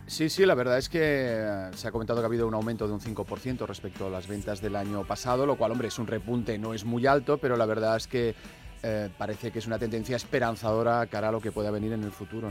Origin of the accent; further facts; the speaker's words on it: Barcelona, Catalonia, Spain; yo soy de Barcelona